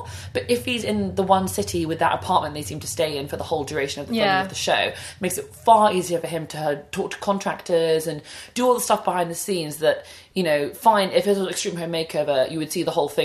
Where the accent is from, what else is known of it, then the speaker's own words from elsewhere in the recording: England, United Kingdom; we're English